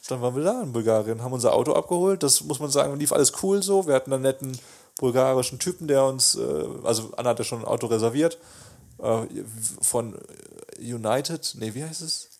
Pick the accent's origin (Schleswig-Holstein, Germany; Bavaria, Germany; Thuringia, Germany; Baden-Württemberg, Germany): Baden-Württemberg, Germany; Bühlertal; ich komme ja aus Bülertal oder aus einem Dorf